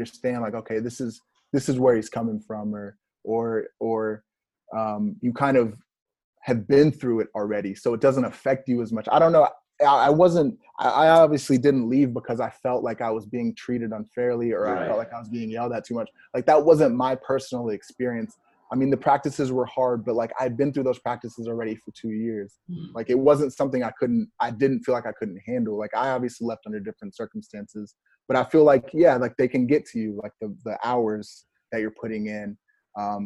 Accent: Houston, Texas, United States; born or raised there; also born or lived in Minnesota

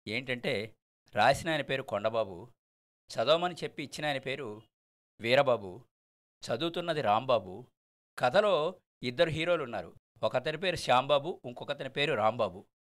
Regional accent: Kopparru, Andhra Pradesh, India; మా స్వగ్రామం కొప్పర్లో

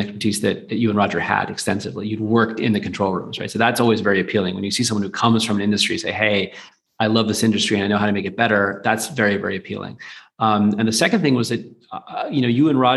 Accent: United States; now in London, United Kingdom; I'm American. I live in London.

